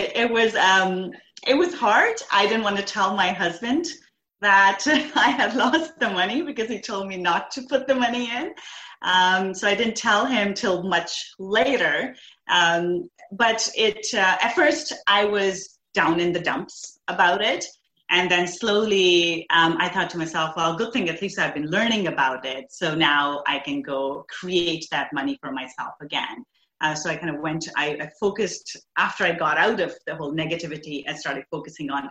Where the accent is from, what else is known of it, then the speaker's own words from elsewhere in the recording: India; now in Canada; So I grew up in India. I moved to Canada 20 years ago.